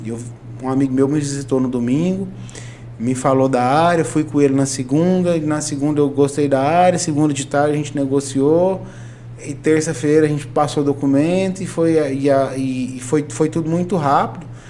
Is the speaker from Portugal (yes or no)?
no; Caldas Novas, Goiás, Brazil; eu sou filho de Caldas Novas, então nasci em Caldas Novas